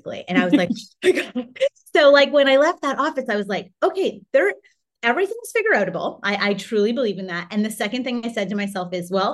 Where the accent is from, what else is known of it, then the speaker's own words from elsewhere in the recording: Canada; My husband's Hawaiian, I'm Canadian, the kids are dual.